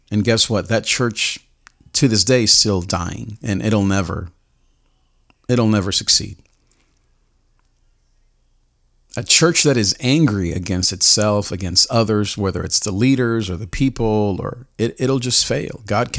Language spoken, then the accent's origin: English; Nicaragua; because of the context where I grew up in Nicaragua